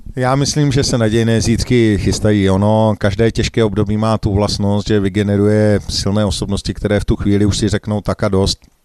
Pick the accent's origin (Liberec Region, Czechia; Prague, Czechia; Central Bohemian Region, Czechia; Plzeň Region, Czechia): Prague, Czechia; jsem z České republiky, že jsem z Prahy